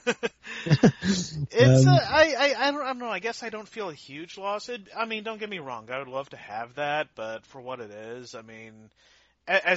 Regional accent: United States; now in Canada; I was born in the US.

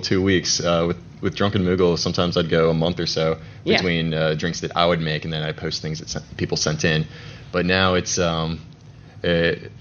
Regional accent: Atlanta, Georgia, United States; also born or lived in Roswell, Georgia; now in Macon, United States; I'm actually from Atlanta, or I'm native from Atlanta. I lived up in Roswell, and now I'm in Macon.

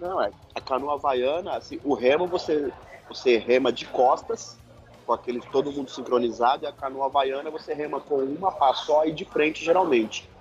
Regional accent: São Paulo, Brazil; sou de São Paulo

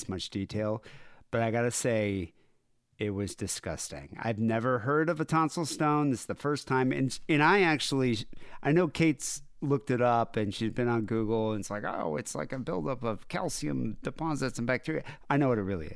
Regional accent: United States; I'm an American

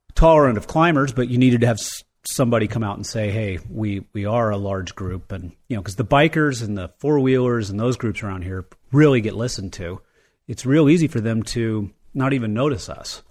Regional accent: Jackson, Wyoming, United States; I grew up in Jackson Hole.

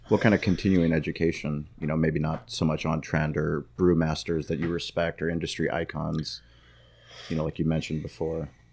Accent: San Diego, California, United States; me growing up in San Diego

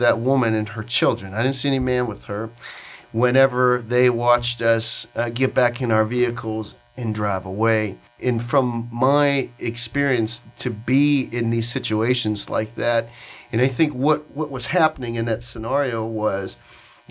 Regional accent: Pittsburgh, Pennsylvania, United States; I'm from Pittsburgh

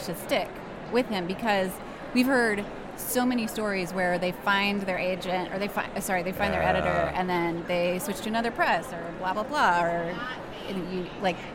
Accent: Ohio, United States; now in Houston, United States; I'm from Ohio

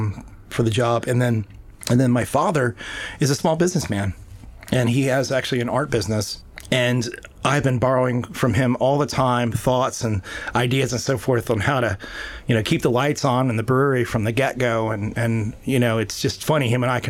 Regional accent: Annapolis, Maryland, United States; Well, I was born and raised in Annapolis, Maryland originally. And I grew up right near the Naval Academy.

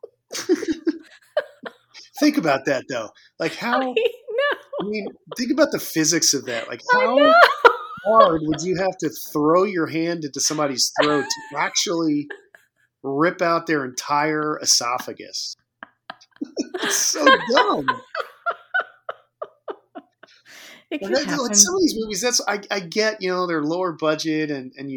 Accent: Houston, Texas, United States; I grew up in Houston

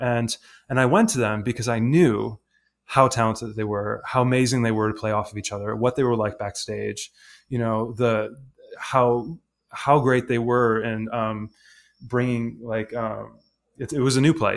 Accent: Detroit, Michigan, United States; I'm, I'm from, you know, suburban Detroit

